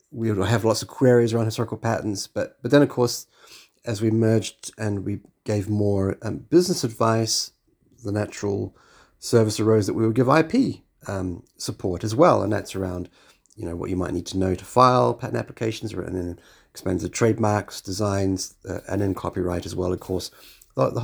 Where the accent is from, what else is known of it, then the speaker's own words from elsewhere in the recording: New Zealand; moved away as an adult; now in London, United Kingdom; being a New Zealander